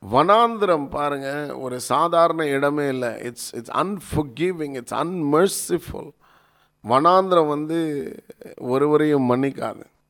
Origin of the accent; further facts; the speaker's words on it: Chennai, Tamil Nadu, India; நான் இங்கே சென்னையில் பிறந்து வளர்ந்து இப்போ சென்னையில் இருந்தால் பேசிக்கிட்டு இருக்கிறேன்